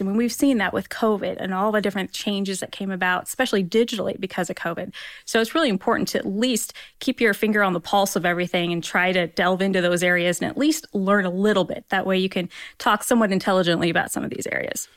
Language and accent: English; Roanoke, Indiana, United States; also born or lived in Hillsdale, Michigan; now in Fort Wayne, United States; I grew up down in Roanoke, but I actually went to Bishop Lewis High School.